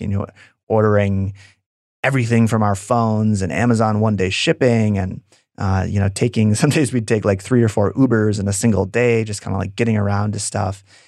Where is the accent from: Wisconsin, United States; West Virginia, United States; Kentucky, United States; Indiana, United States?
Wisconsin, United States; also born or lived in San Francisco; if I wasn't from Wisconsin